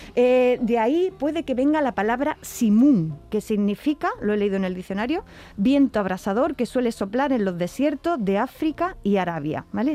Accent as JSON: {"language": "Spanish", "region": "Andalusia", "country": "Spain", "said": "quienes somos de Andalucía"}